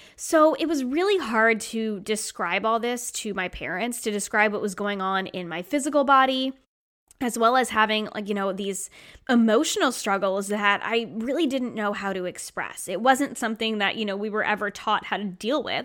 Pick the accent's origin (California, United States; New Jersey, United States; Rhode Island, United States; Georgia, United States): Rhode Island, United States; moved away; I was born and raised in Rhode Island, and I moved away and came back.